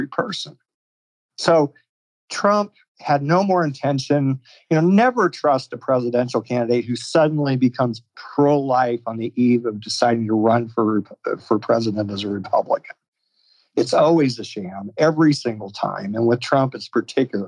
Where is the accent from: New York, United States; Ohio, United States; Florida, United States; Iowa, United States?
Iowa, United States; my home state of Iowa